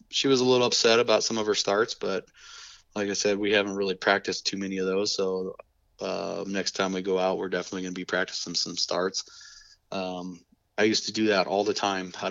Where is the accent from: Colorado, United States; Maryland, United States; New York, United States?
Colorado, United States; my dad has always been into drag racing, and I grew up around Bandimere Speedway and and uh, going to the drag races and stuff.